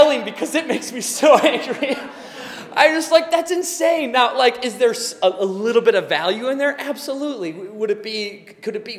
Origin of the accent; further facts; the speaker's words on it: United States; It's who we are as American people